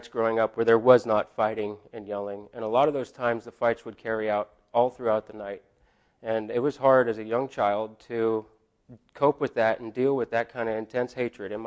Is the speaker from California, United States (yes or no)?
yes; Blue Lake, California, United States; also born or lived in Eureka, California; I was born in Eureka, California. I grew up in Blue Lake, went to Arcata High